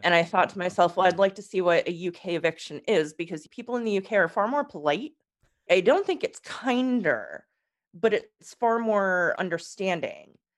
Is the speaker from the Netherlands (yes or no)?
no; United States; moved away as an adult; also born or lived in England; me as an American